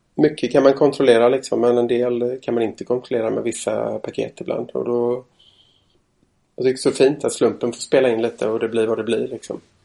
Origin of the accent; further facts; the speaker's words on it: Stenungsund, Västra Götaland, Sweden; moved away; jag är från Stenungsund, fyra mil norr om Göteborg ungefär från början